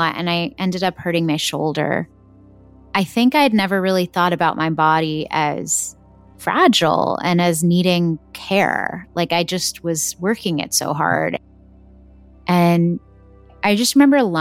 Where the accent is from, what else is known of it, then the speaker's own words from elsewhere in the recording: Texas, United States; My parents were born and brought up in South India, and I was born and brought up in Texas in America.